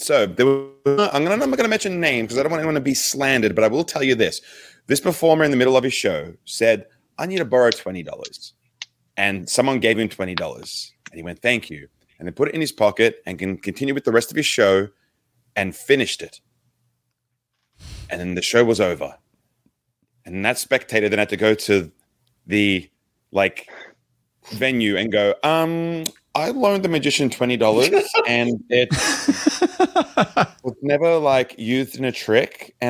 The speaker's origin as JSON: {"language": "English", "country": "Australia", "said": "Oh, good day, mate. I'm Aussie …."}